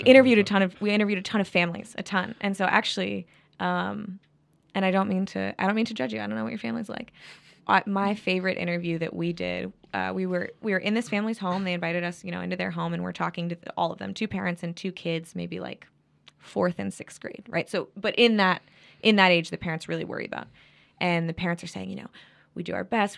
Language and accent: English; Midwest, United States; I'm from the Midwest